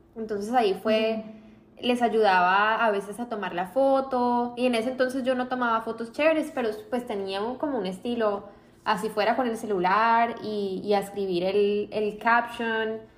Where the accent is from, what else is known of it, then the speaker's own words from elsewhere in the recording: Colombia; moved away as an adult; also born or lived in Boston, United States; now in Miami, United States; yo crecí en Estados Unidos hasta los nueve años más o menos. Entonces vivía acá en Miami, ya conocía. Y volvimos a Colombia, terminé el colegio allá